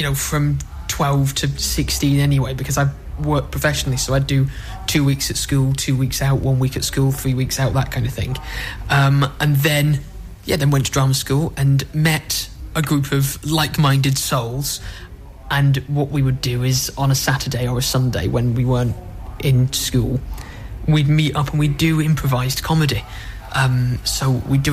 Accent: Ashton-under-Lyne, North West England, United Kingdom; I'm from Ashton. I used to go to, like, stage clubs and, like, theatre clubs. I got into it when I was about 10.

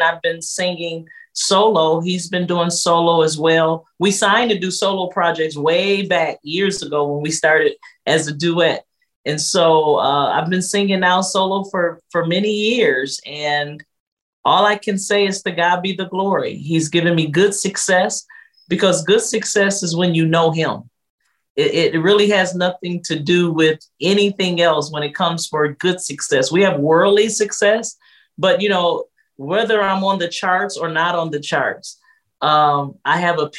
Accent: Detroit, Michigan, United States; I come from Detroit, Michigan, here in the States

